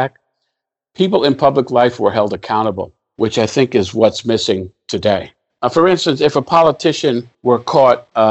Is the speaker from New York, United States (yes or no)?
yes; New York City, New York, United States; I grew up in the South Bronx